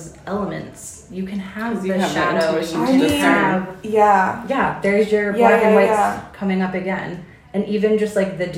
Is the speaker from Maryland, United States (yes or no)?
yes; Baltimore, Maryland, United States; moved away as an adult; also born or lived in Chicago / Eastern Kentucky; now in New Braunfels, United States; originally from the East Coast, from Baltimore, Maryland